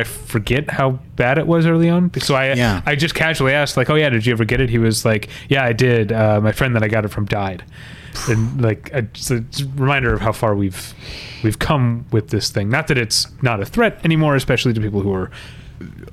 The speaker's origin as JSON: {"language": "English", "country": "United States", "said": "I feel like a dumb Westerner, a dumb American"}